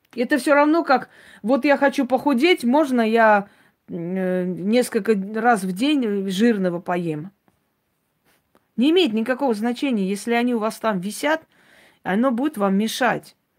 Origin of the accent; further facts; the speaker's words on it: Armenia; я армянка